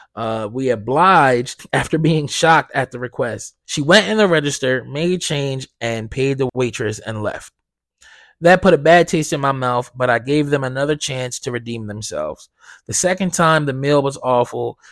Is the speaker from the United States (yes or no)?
yes; Blackwood, New Jersey, United States; I'm from, I'm from South Jersey. Like, I grew up in Blackwood, right? I don't live there anymore, but that's where I grew up